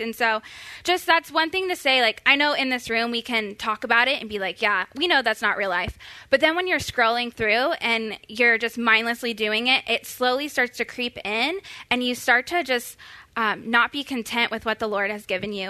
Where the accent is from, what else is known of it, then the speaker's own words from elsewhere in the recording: Florida, United States; now in Texas, United States; I am from Florida